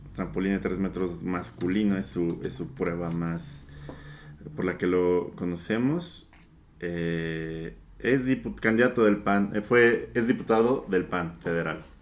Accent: Mexico

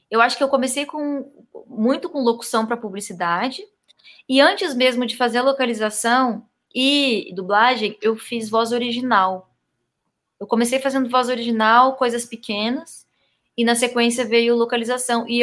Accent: Salvador, Bahia, Brazil; born there; moved away; Eu nasci em Salvador, Bahia. Aí voltei a morar no Sul, porque a família toda era do Sul.

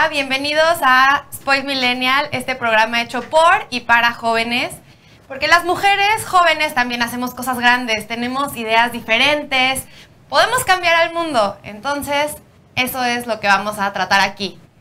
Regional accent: Mexico; aquí en México cuando era chiquita

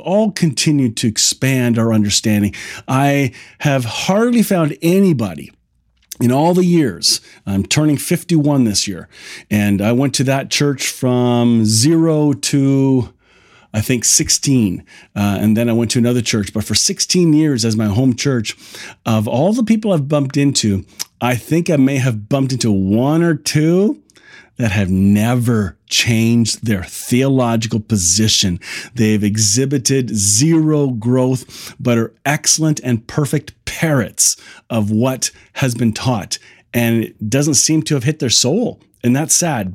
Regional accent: Kitchener, Ontario, Canada; I grew up here in the Kitchener-Waterloo area

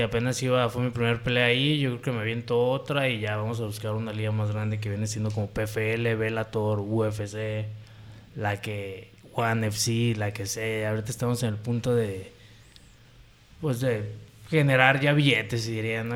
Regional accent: Puerto Vallarta, Jalisco, Mexico; soy originario de Puerto Vallarta, Jalisco, México. Pata salada de corazón.

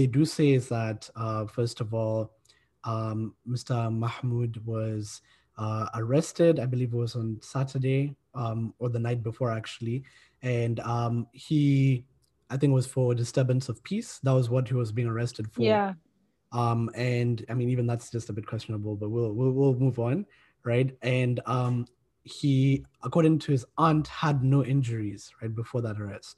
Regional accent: Kenya; moved away as an adult; now in Cardiff, United Kingdom; I'm from Kenya

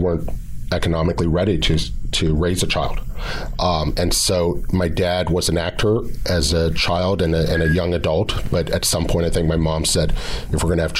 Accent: Pasadena, California, United States; I grew up in Pasadena

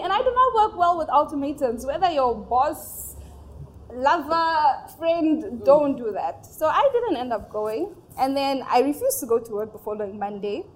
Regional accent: Namibia; moved away as an adult; now in Nigeria; my parents are originally from Nigeria, but okay. they moved to Namibia down south okay. 30 years ago. So I was born and raised and recently just relocated

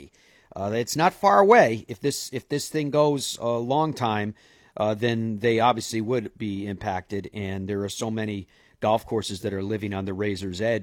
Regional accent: Ireland; moved away; I'm Irish

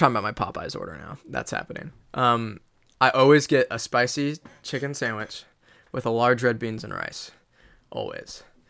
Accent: Midwest, United States

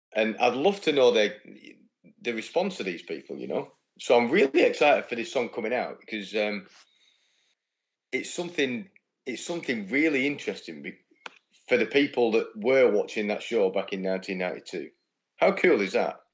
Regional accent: United Kingdom; being British

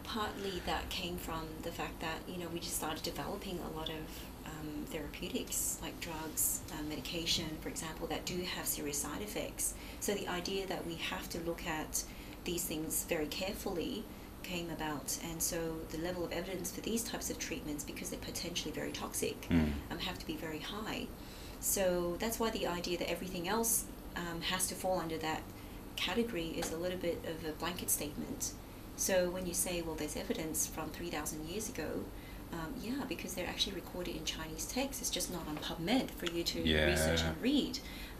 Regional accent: Myanmar; born there; because I was born in Burma

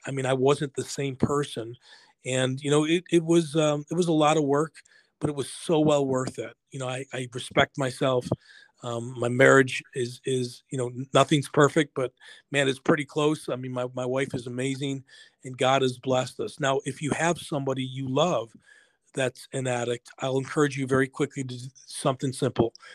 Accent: Buffalo, New York, United States; I grew up in Buffalo, New York.

